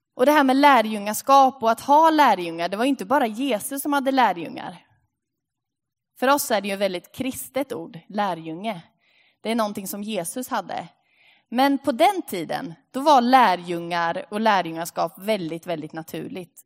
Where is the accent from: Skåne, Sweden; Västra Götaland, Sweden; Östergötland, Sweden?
Östergötland, Sweden; Linköping; moved away; Vi är ju från Linköping